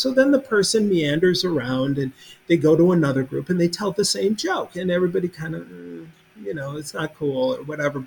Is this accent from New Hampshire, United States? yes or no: no; Minneapolis, Minnesota, United States; now in Kentucky, United States; my hometown